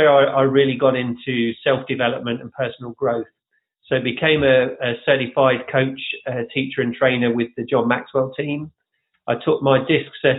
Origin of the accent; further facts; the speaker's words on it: Leicester, East Midlands, United Kingdom; moved away as an adult; now in Orlando, United States; I am originally from Leicester in England